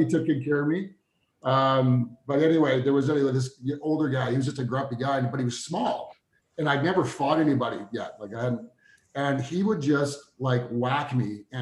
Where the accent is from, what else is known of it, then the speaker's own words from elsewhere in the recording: Spruce Grove, Alberta, Canada; we're both from Spruce Grove